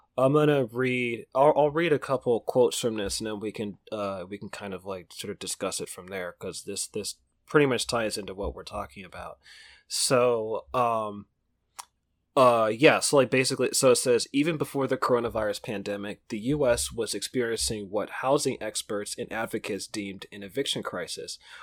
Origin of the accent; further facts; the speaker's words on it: Pittsburg, California, United States; my hometown, we're on located Pittsbur-, Pittsburgh, California, in the East Bay Area